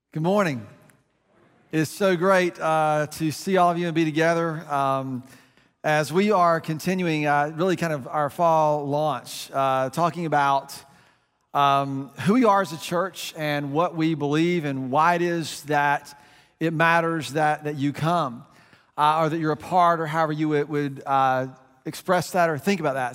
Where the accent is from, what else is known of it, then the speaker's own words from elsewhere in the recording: United States; we're American